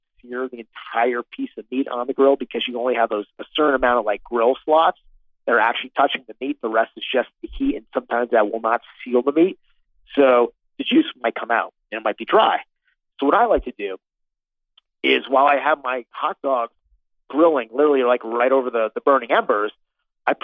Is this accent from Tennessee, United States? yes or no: no; Connecticut, United States; now in New York, United States; I was a little budding food geek growing up in Connecticut, very close to New York City